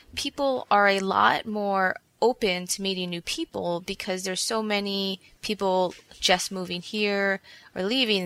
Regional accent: Hawaii, United States; now in New York City, United States; I was born in Hawaii

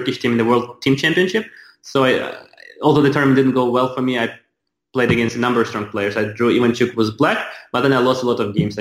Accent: Ukraine; moved away; I was from Ukraine

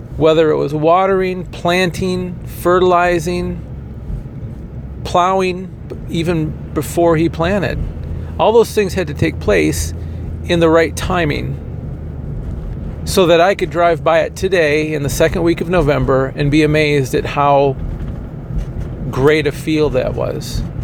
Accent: Kalamazoo, Michigan, United States; moved away; also born or lived in Indiana; I had to commute to my hometown of Kalamazoo every day from Indiana

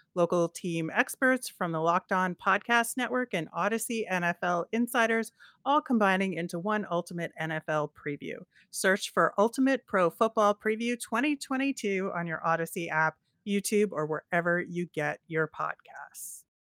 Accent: Philadelphia, Pennsylvania, United States; the one way that people can tell I'm from the Philadelphia area is the way I say water ice

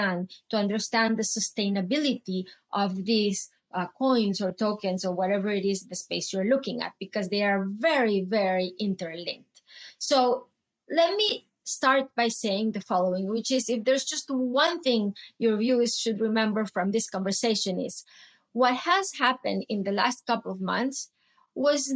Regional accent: Venezuela; moved away as an adult; I grew up in Venezuela. And my country went through tons of episodes

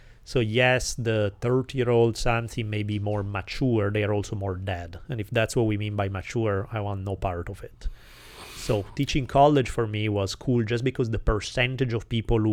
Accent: Italy; accent: Italian; English is a second language; moved away as an adult; now in United States

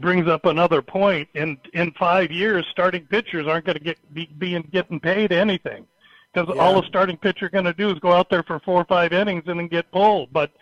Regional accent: Omaha, Nebraska, United States; my hometown, Omaha, Nebraska

